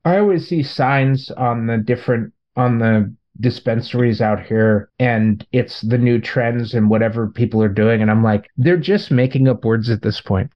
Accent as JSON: {"language": "English", "town": "Long Beach", "region": "California", "country": "United States", "tie": "born or raised there", "said": "my hometown"}